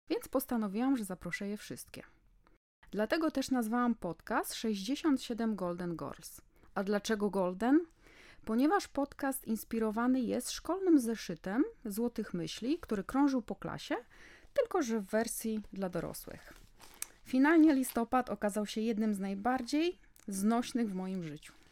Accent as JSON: {"language": "Polish", "town": "Warsaw", "region": "Masovian Voivodeship", "country": "Poland", "said": "Jestem z Warszawy, moja córka studiuje w Londynie na King's College of London."}